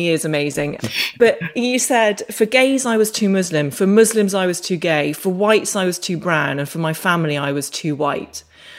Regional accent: Northern Ireland, United Kingdom; moved away as an adult; I just didn't pick up the accent, even though I lived there from the ages of 4 to 22.

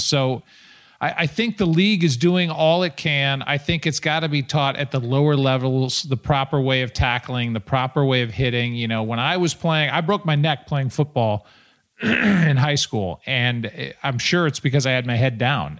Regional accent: St. Louis, Missouri, United States; my hometown

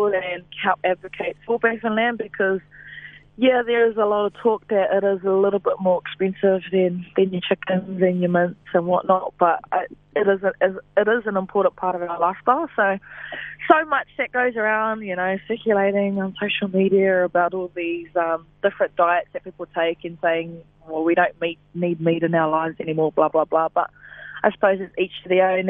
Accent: Ruatoki, Bay of Plenty, New Zealand; I grew up in Ruatoki, a very small town, probably less than 1,000 people. In the Eastern Bay of Plenty

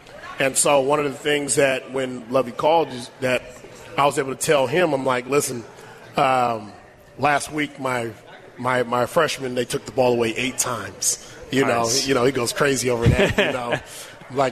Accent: Sacramento, California, United States; I grew up in Sacramento, California, so the Raiders were always a big deal

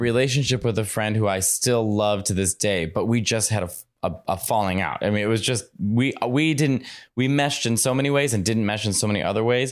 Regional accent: Chicago, Illinois, United States; I grew up in Chicago

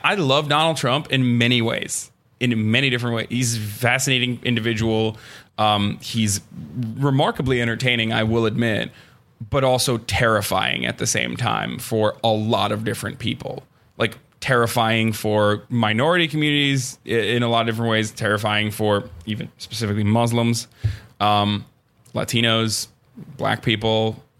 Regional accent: Istanbul, Turkey; moved away as an adult; also born or lived in Ankara; now in United States; I grew up in Turkey. I grew up in Istanbul, and I grew up in Ankara, and Ankara is the capital. And then I came here 8 years ago

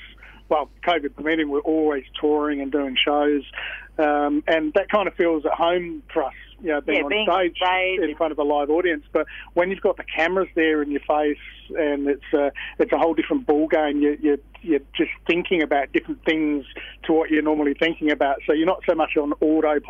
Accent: Kalamunda, Western Australia, Australia; I'm a Hills boy. So, up around sort of Kalamunda way

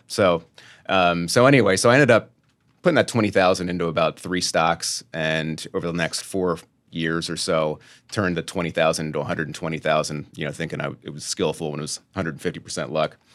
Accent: Lancaster, Pennsylvania, United States; I'm from Lancaster, three hour train ride or bus ride away

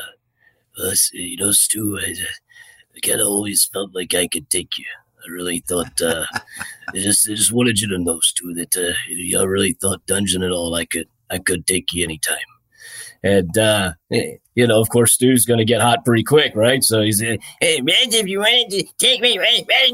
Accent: just outside of Memphis, Tennessee, United States; I grew up just outside of Memphis, Tennessee

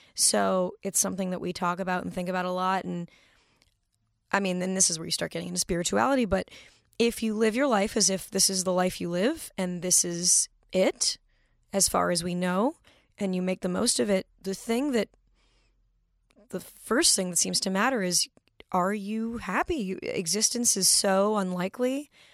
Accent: Manhattan Beach, California, United States; born or raised there

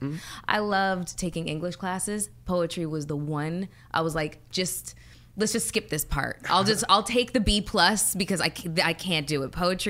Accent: Toronto, Ontario, Canada; now in United States; So, but just growing up in Canada, in Toronto, I had a completely different experience than my American counterparts.

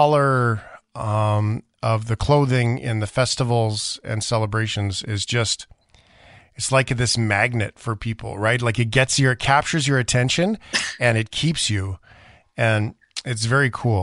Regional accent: Canada; grew up as a Canadian

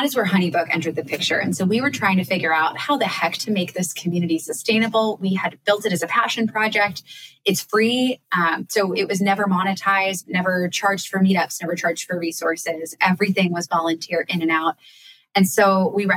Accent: Annapolis, Maryland, United States; my hometown of Annapolis

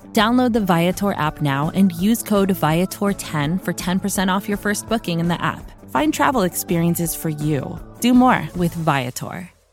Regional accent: Wisconsin, United States; also born or lived in New York; now in Albuquerque, United States; I'm a transplant. I'm originally from Wisconsin

